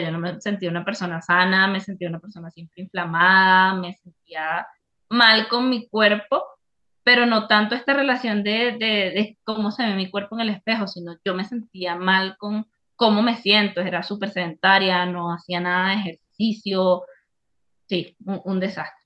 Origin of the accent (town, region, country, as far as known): Venezuela; moved away as an adult; now in Ecuador